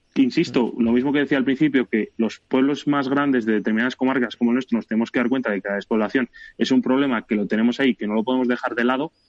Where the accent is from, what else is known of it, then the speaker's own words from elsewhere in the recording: Belorado, Castile and León, Spain; soy alcalde de mi pueblo